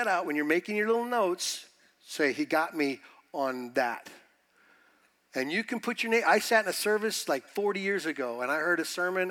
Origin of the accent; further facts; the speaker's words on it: United States; being American